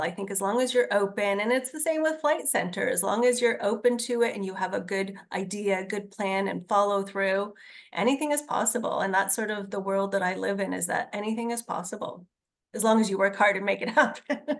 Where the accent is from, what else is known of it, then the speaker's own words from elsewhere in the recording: Hamilton, Ontario, Canada; I am from Hamilton